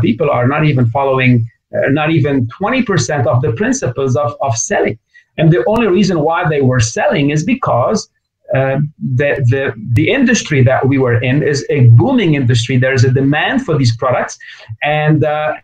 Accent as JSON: {"language": "English", "country": "Lebanon", "tie": "born or raised there", "also_born_or_lived": "North America", "moved": "yes", "said": "I grew up in Lebanon, but I've been educated and had my business in North America"}